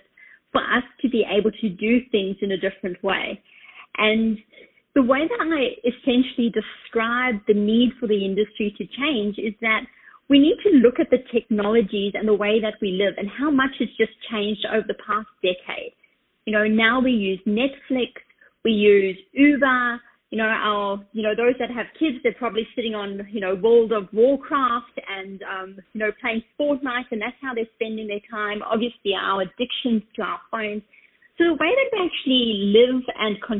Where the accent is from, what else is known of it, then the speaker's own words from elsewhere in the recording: Australia; now in New York, United States; I'm situated in New York. I'm Australian, in case you're trying to guess my accent.